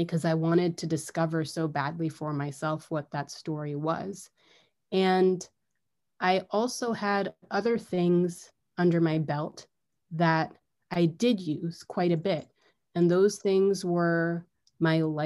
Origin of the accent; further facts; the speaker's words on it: United States; I was born and raised and educated in the United States